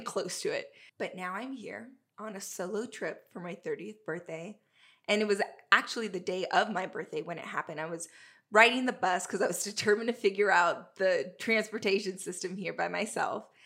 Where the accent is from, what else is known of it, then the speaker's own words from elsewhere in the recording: Southern California, United States; moved away as an adult; I'm originally from Southern California